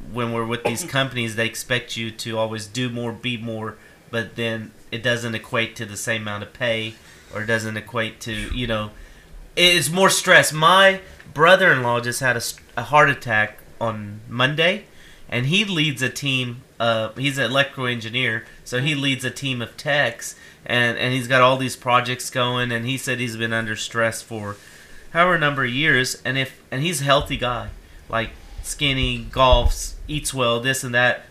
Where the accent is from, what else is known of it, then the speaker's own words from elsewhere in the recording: Ashland, United States; my years growing up in Ashland